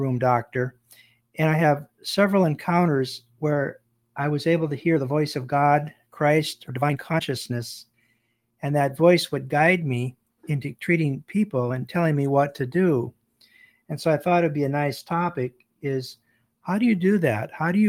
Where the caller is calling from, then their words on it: Bangor, Maine, United States; I'm calling from Bangor, Maine, in the United States